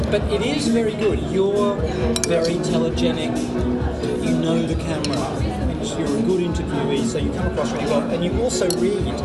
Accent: New Jersey, United States; I'm from New Jersey. I'm a Jersey girl.

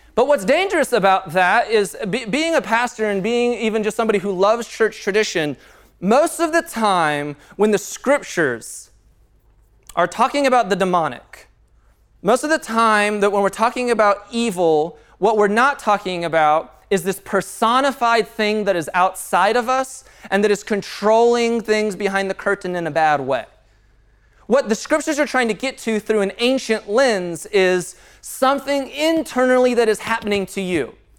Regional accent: Castle Pines, Colorado, United States; I grew up in Castle Pines

